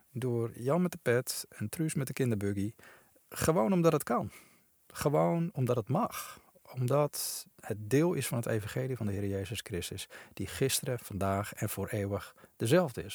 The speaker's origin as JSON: {"language": "Dutch", "country": "Netherlands", "said": "wij als Nederlanders"}